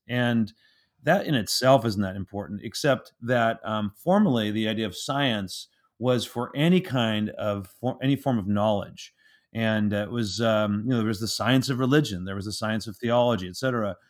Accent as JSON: {"language": "English", "area": "San Francisco Bay Area", "region": "California", "country": "United States", "tie": "born or raised there", "said": "I grew up in the San Francisco Bay Area"}